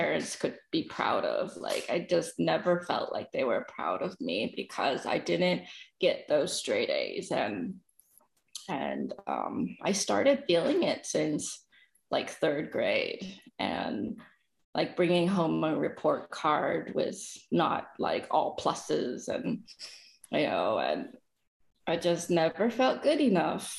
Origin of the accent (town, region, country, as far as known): San Gabriel Valley, California, United States; born or raised there; also born or lived in El Dorado, Arkansas